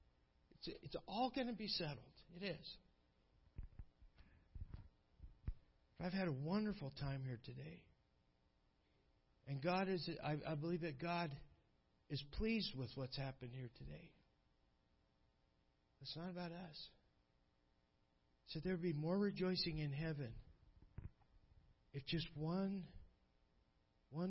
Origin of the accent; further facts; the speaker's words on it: United States; moved away as an adult; also born or lived in Ukraine; I was born in America.